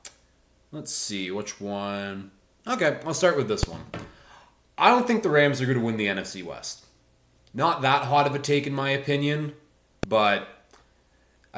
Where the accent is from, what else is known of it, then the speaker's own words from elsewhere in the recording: Canada; growing up, I was a hockey player. I'm from Canada. That's what we do here